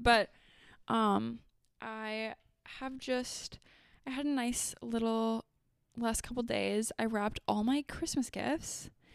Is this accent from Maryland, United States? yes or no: no; Fargo, North Dakota, United States; my hometown